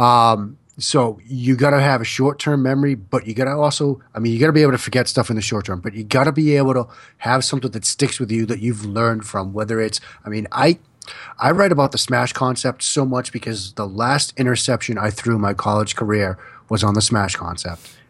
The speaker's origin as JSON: {"language": "English", "town": "Boston", "region": "Massachusetts", "country": "United States", "tie": "born or raised there", "said": "as a kid growing up in the Boston area"}